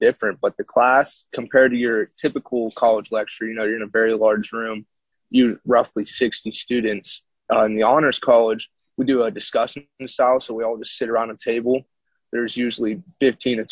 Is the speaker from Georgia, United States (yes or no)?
yes; Augusta, Georgia, United States; moved away as an adult; now in Pennsylvania, United States; I'm originally from Augusta, Georgia, which borders South Carolina